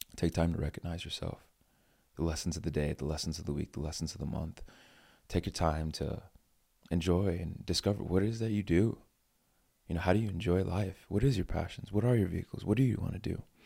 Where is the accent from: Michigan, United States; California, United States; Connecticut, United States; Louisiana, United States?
Connecticut, United States; East Hartford; I grew up in East Hartford, Connecticut